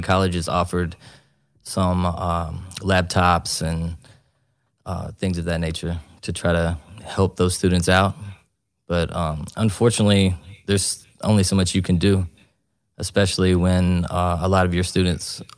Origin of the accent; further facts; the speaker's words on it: Richmond, Kentucky, United States; also born or lived in Beijing, China / Shanghai, China; I'm from Richmond, Kentucky.